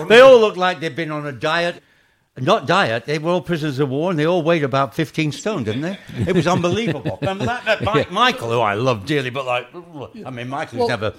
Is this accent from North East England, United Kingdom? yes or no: no; Manchester, North West England, United Kingdom; I'm from Manchester.